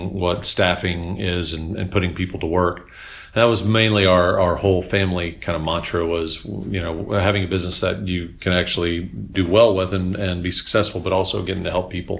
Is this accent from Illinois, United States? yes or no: no; Oklahoma City, Oklahoma, United States; also born or lived in Piedmont, Oklahoma; I'm born and raised in Oklahoma City. Lived in Piedmont all my life